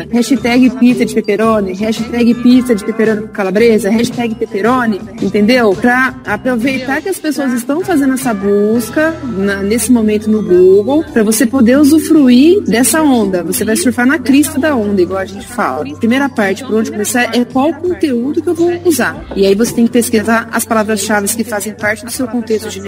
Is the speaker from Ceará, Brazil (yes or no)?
no; Ribeirão Preto, São Paulo, Brazil; E assim, nós somos de Ribeirão Preto, nós não conhecemos ninguém, é, nada em Bauru, loja.